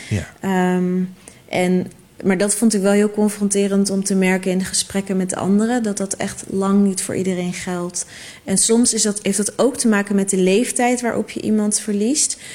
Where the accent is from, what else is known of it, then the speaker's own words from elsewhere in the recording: Netherlands; het is onze zin als Nederlanders.